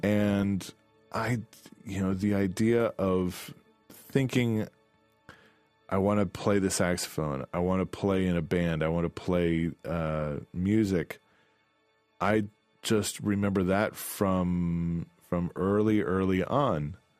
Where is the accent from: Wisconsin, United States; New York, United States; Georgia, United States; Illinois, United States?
Illinois, United States; DeKalb; I grew up in DeKalb, Illinois.